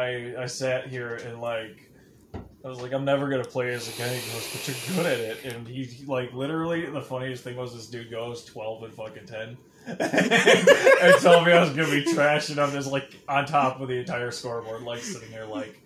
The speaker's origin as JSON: {"language": "English", "country": "United Kingdom", "said": "Japanese, but I'm actually British."}